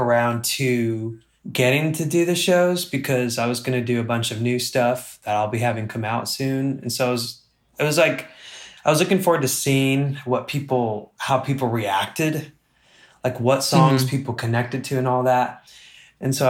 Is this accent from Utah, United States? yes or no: yes; Utah, United States; also born or lived in Miami, Florida; I grew up in Utah